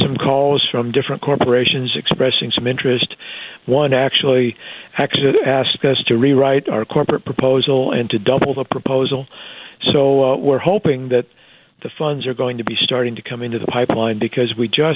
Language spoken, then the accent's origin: English; Iowa, United States; moved away as an adult; also born or lived in Texas; now in Wichita, United States; Iowa is my home state.